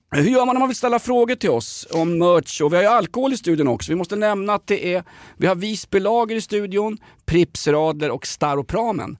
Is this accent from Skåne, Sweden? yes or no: no; Stockholm, Stockholm County, Sweden; kända från Dalkärrsleden där jag växte upp ja. i. Eh, gettot i Vällingby